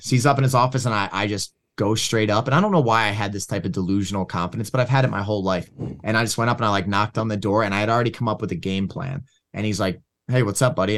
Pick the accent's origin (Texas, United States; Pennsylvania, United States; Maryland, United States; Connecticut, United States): Pennsylvania, United States; Levittown; also born or lived in Philadelphia, Pennsylvania; now in Michigan, United States; grew up in a place called Levittown, Levittown and Langhorne.